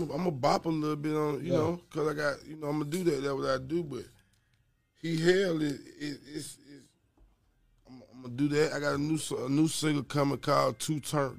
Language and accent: English; College Park, Georgia, United States; also born or lived in East Point, Georgia; I was born in College Park